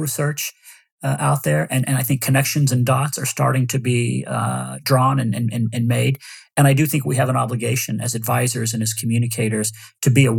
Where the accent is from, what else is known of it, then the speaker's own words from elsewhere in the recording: Austin, Texas, United States; moved away; my hometown of Austin, Texas